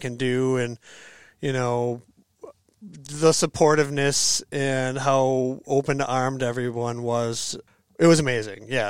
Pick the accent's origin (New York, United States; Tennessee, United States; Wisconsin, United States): Wisconsin, United States; Green Bay; moved away as an adult; also born or lived in Madison, Wisconsin; now in Sun Prairie, United States; I was born in the Green Bay area. I came down to Madison to go to school